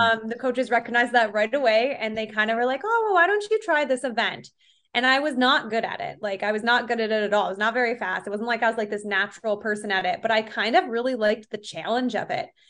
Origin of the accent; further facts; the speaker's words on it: Rush, New York, United States; I grew up in Rochester, New York, more specifically Rush. It's like a suburb of the Greater Rochester area